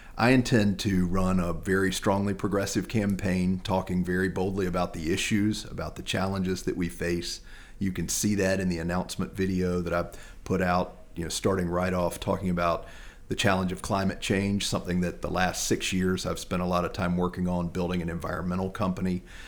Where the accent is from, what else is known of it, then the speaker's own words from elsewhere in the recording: Lexington, North Carolina, United States; also born or lived in Raleigh, North Carolina; I'm a native of Lexington. I grew up in Lexington